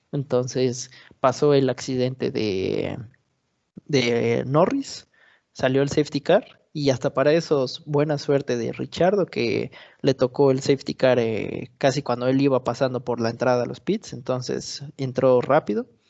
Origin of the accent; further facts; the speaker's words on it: Mexico; siendo mexicano